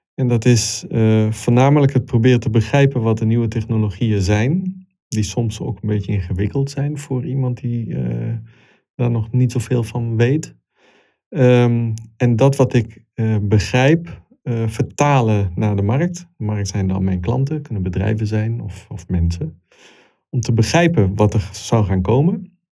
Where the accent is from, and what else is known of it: Italy; born or raised there; moved away as an adult; also born or lived in Congo / Milan, Italy; now in Netherlands